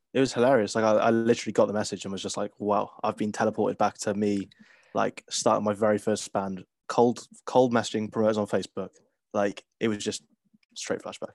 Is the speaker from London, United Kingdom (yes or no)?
no; Cardiff, Wales, United Kingdom; growing up in Cardiff